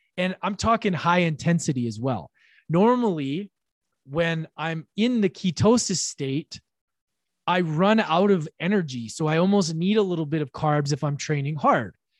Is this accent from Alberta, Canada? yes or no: yes; Edmonton, Alberta, Canada; now in British Columbia, Canada; Currently, in my hometown of Edmonton, Alberta, Canada, I've been here for about a week and a half